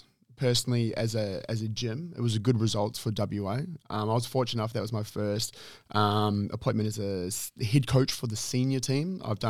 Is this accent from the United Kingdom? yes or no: no; New Zealand; I'm a Kiwi, if anyone doesn't know.